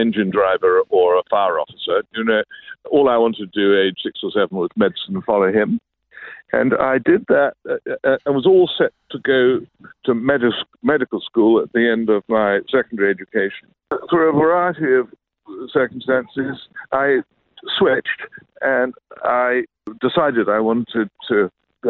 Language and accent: English; London, United Kingdom; I grew up in London, England